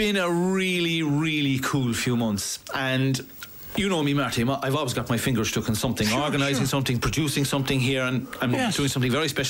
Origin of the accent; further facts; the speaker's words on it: Cahersiveen, South Kerry, Munster, Ireland; Like, I'm from Carsevine, right? I'm from South Kerry.